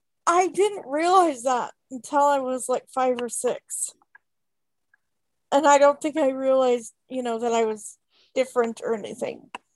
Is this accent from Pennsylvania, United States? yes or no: no; Coos Bay, Oregon, United States; born there; I was born in Coos Bay, Oregon, but I moved to not where I currently live, but kind of around there in 1989.